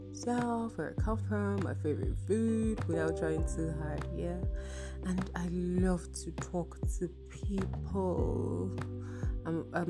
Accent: Benue, Nigeria; I'm from Benue State

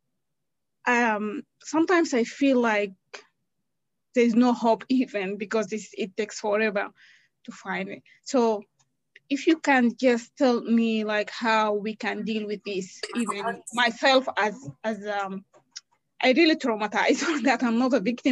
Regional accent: Darfur, Sudan; I'm from Sudan. We have a lot of conflict going on. I'm from Darfur actually

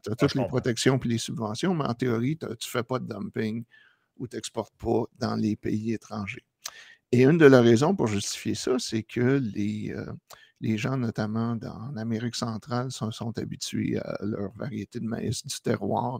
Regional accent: Quebec, Canada; moved away; Ça, fait genre 25 ans que j'ai quitté le Québec

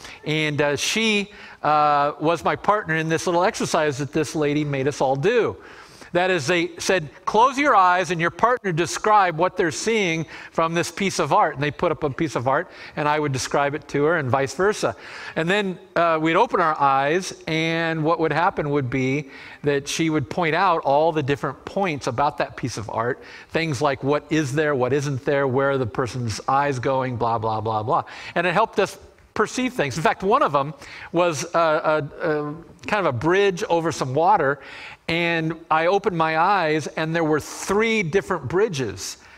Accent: Annapolis, Maryland, United States; As you know, I'm from Annapolis, Maryland, last 6 years serving there at a church.

